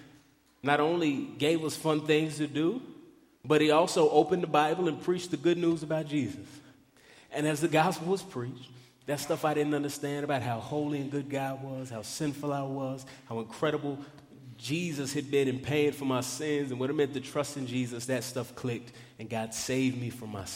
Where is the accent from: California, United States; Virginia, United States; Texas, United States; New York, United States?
Texas, United States; Dallas; I grew up in Dallas, Texas